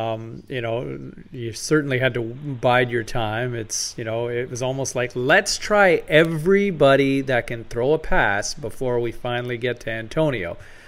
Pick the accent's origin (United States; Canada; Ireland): Canada; Ottawa, Ontario; born or raised there